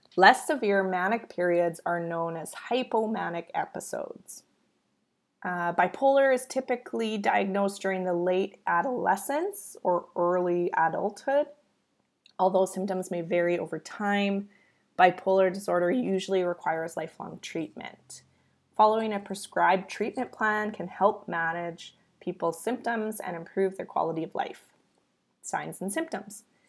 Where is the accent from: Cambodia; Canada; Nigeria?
Canada; I am Canadian